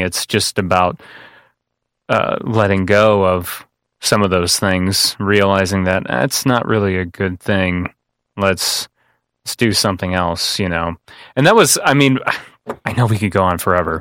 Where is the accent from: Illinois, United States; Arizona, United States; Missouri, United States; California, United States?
Illinois, United States; Kankakee; I came from a family that's been here for generations and generations